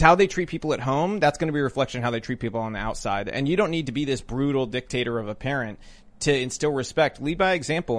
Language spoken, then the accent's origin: English; Tennessee, United States